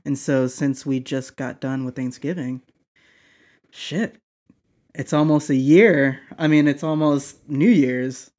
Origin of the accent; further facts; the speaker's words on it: the South, United States; moved away; where I grew up that live in the South